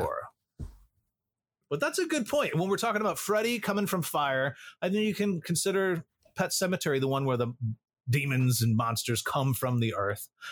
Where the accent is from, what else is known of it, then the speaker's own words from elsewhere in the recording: Illinois, United States; Growing up in Illinois